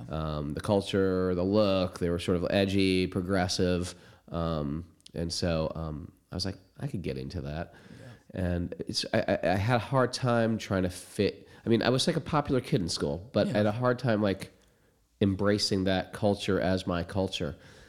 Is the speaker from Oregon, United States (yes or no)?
no; Connecticut, United States; Oh, where I grew up. I grew up in Connecticut, like a regular small suburban town, big Italian family, six out of seven kids.